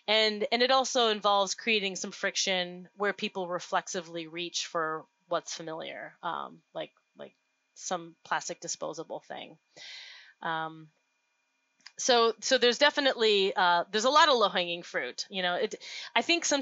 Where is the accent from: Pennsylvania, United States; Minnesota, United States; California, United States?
Minnesota, United States; Duluth; my hometown of Duluth, Minnesota